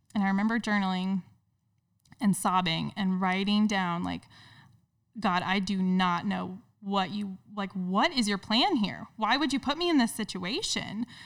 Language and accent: English; Indiana, United States; moved away as an adult; now in Cincinnati, United States; I'm originally from Indiana